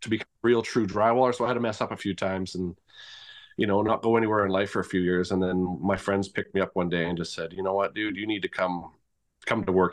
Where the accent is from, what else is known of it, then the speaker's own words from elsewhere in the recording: Victoria, British Columbia, Canada; now in Grande Prairie, Canada; I'm originally from Victoria, B C, and I'm currently in Grand Prix, Alberta